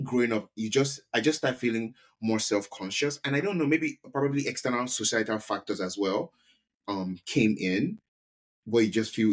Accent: Nigeria; moved away; being Nigerian, we've never been short, that's never been our problem. Like growing up in Nigeria at least.

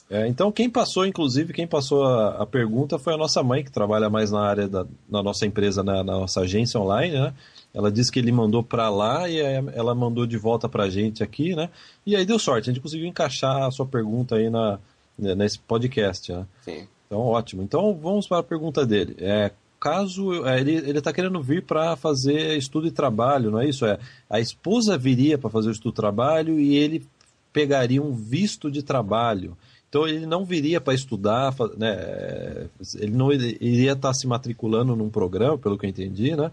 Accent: Brazil; o meu ouvido é muito brasileiro

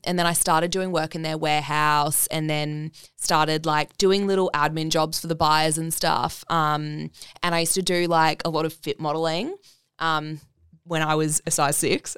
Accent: Brisbane, Queensland, Australia; also born or lived in Bali; now in Gold Coast, Australia; from Brisbane. Um, yeah, no, so grew up there

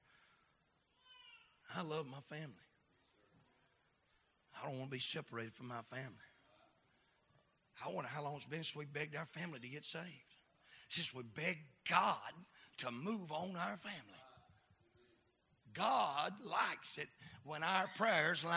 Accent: United States; I'm an American

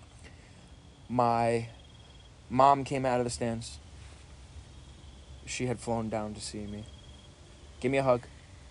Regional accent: Rhode Island, United States; I grew up in Rhode Island

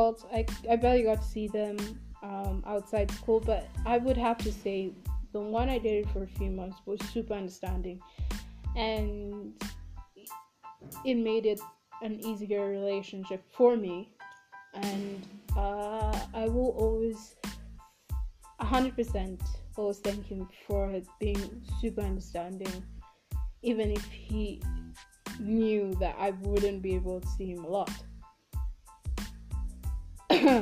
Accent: Kenya; I'm African, and specifically I'm from Kenya

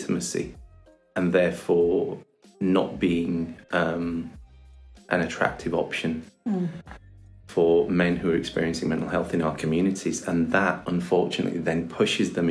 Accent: Bradford, Yorkshire and the Humber, United Kingdom; I'm from Bradford. I went to school here in Bradford

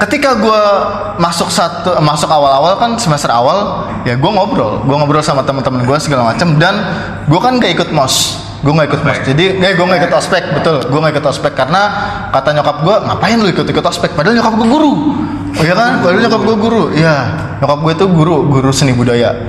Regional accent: Jakarta, Indonesia; gue udah gede di Jakarta

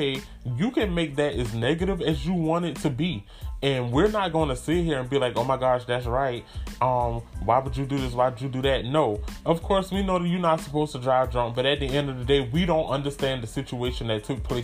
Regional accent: United States; my hometown is like an hour and a half away from Charleston.

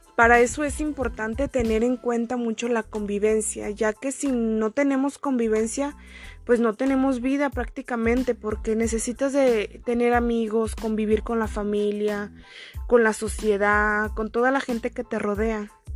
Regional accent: Oconahua, Jalisco, Mexico; soy de Oconagua

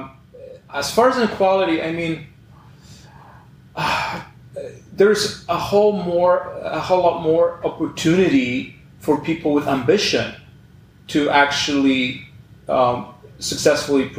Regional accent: Poland; now in Canada; my home country, Poland, you know, where I'm originally from

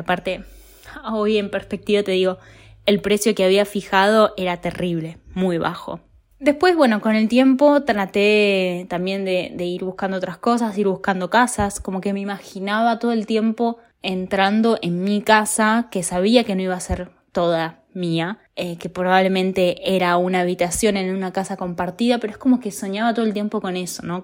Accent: Buenos Aires, Argentina; moved away as an adult; now in Italy; vivo en Italia, soy argentina

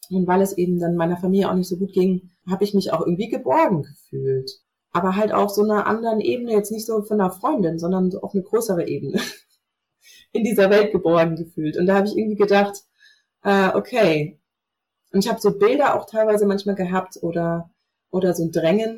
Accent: North Hesse, Germany; ich bin ähm, in Nordhessen groß geworden vor 33 Jahren, so zwischen Kassel und Marburg

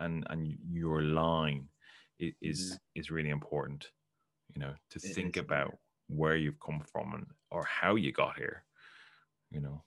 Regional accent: Ireland; I'm from Ireland

